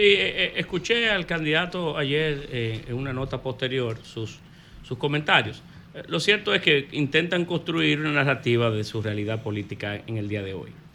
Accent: Dominican Republic; como dominicanos

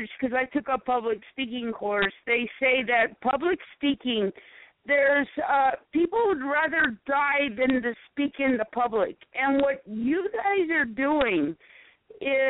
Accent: South Carolina, United States; moved away; also born or lived in Michigan; I come from South Carolina

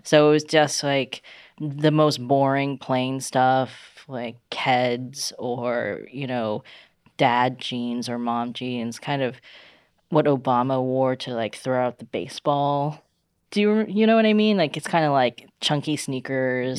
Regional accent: China; moved away; I was growing up in China

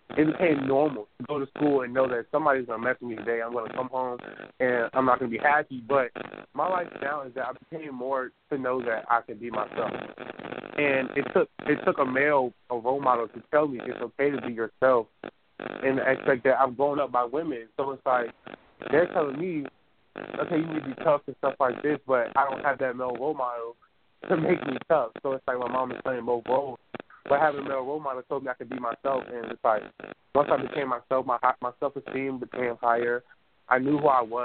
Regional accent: Newport News, Virginia, United States; I was born really circled down on 12th Street in Newport News

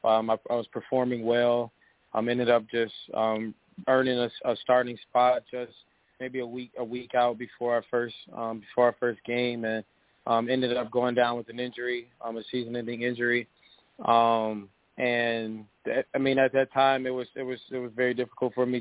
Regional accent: Cleveland, Ohio, United States; I grew up in the Cleveland area and grew up playing Little League sports there

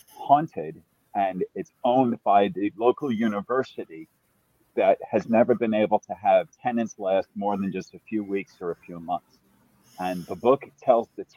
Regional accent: New York City, New York, United States; now in Canada; I am born and raised in the Bronx

